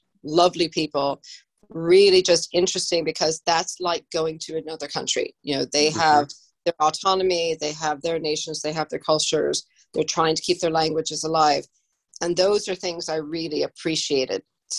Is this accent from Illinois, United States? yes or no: yes; Illinois, United States; as much as I adore Chicago and it's my home state